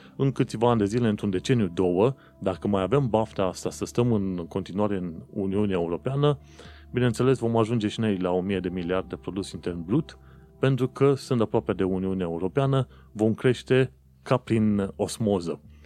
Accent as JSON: {"language": "Romanian", "country": "Romania", "said": "eu sunt român"}